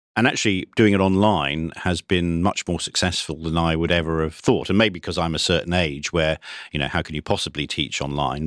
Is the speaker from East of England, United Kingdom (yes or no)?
yes; Cambridge, East of England, United Kingdom; I was brought up in Cambridge in the nineteen sixties